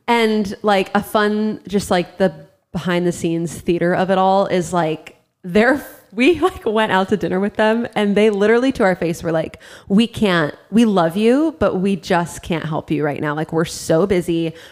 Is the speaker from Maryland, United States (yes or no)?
no; Ohio, United States; also born or lived in South Florida; we moved from South Florida to uh, Ohio when I was in fifth grade